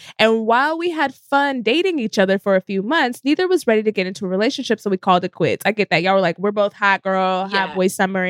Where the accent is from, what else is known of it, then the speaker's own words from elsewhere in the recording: Frisco, Texas, United States; moved away; I'm from Dallas, Texas. Like Frisco